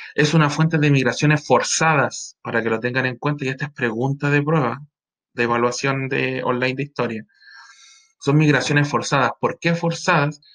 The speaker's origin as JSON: {"language": "Spanish", "town": "Iquique", "region": "Tarapacá", "country": "Chile", "also_born_or_lived": "Pica", "said": "yo soy iquiqueño"}